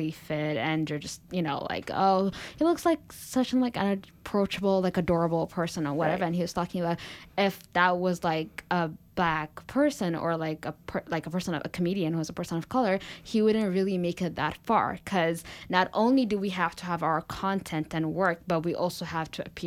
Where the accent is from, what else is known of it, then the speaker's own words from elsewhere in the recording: Ethiopia; moved away as an adult; now in United States; I grew up in Ethiopia